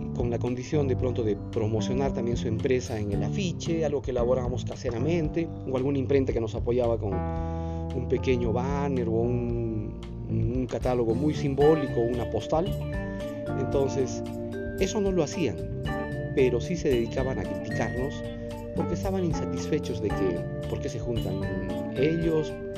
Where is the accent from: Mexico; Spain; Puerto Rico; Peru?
Peru; Cusco; nosotros como cusqueños lo tenemos muy presente a cada día